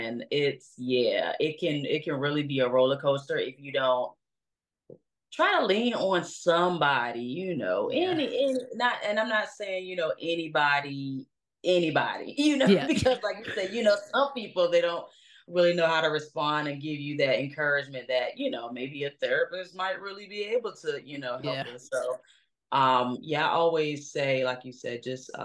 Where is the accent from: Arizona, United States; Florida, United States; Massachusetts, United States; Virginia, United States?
Virginia, United States; Norfolk; moved away as an adult; now in Atlanta, United States; I was raised in Norfolk, Virginia